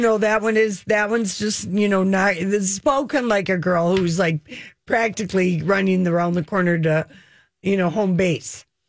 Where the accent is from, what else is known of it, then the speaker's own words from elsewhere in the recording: Duluth, Minnesota, United States; moved away as an adult; I was from Duluth